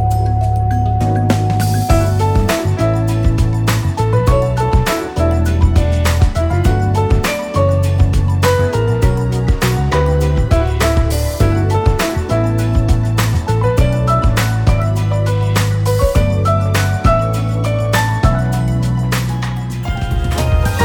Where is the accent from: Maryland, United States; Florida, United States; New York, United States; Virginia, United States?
Maryland, United States; Aberdeen; moved away as an adult; now in Washington, D.C., United States; I'm from Aberdeen, Maryland. It's a small town 30 minutes north of Baltimore.